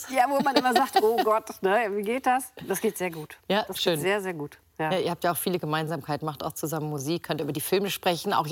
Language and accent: German; Hamburg, Germany; ganz tiefe Liebe ähm, nach Hamburg. Ja, das ist halt meine Heimat, muss man so sagen.